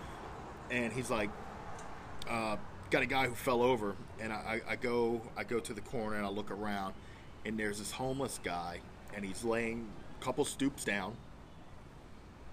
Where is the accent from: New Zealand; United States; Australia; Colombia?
United States; Chalmette, Louisiana; accent: Chalmatian; I'm from Chalmette